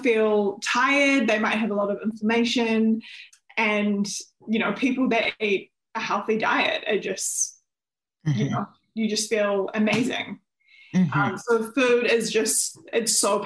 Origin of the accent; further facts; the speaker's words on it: New Zealand; moved away as an adult; also born or lived in Melbourne, Australia; I'm originally from New Zealand, and when I was 18, I actually moved to Melbourne in Australia